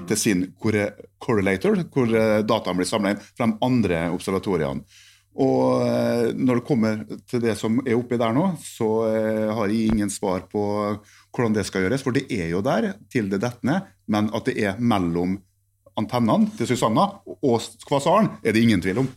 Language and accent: Norwegian; Norway; jeg som nordmann